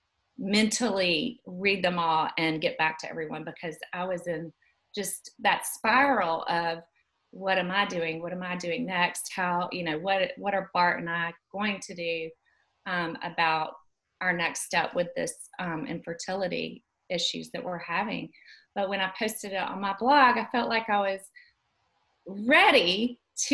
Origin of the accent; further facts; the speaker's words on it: Dothan, Alabama, United States; also born or lived in Auburn, Alabama / Birmingham, Alabama; I grew up in Dothan, Alabama. I've always lived in Alabama